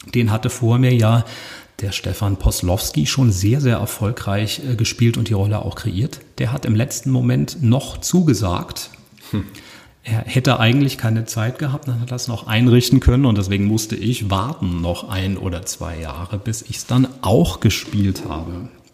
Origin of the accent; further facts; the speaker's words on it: Usingen, Hesse, Germany; first language German; Ich bin in Using geboren und das ist eine Kleinstadt